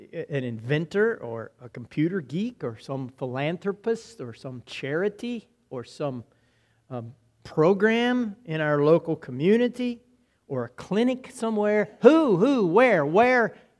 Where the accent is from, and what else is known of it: United States